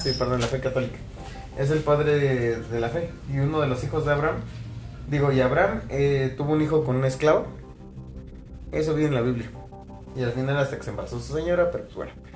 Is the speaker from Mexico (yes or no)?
yes; Mexico; aquí en México